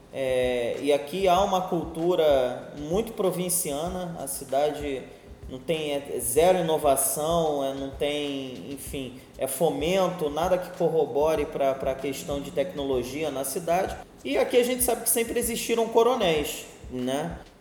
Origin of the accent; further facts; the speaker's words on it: Rio de Janeiro, Brazil; moved away as an adult; now in Nilópolis, Brazil; eu nasci na Ilha do Governador, é, tenho 38 anos, na verdade, uma maior parte da minha vida eu passei na ilha, foram 27 anos.